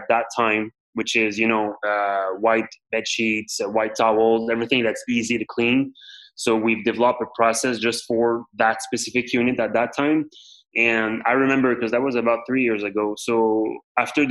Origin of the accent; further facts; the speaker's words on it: Montreal, Quebec, Canada; I was born and raised here in the Montreal area